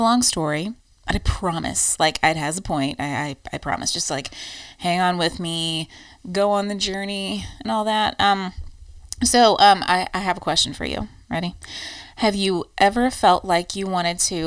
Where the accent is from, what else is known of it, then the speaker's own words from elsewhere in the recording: United States; moved away as an adult; now in Ireland; American quirks after living here, like our giant trucks